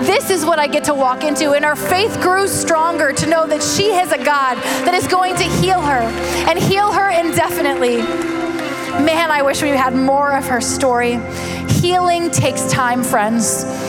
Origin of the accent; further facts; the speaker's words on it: Pittsburgh, Pennsylvania, United States; I'm from Pittsburgh